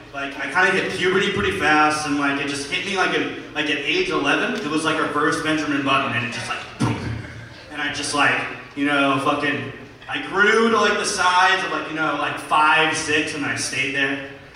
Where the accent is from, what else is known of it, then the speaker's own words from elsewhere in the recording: Japan; I grew up in Japan on an Air Force base.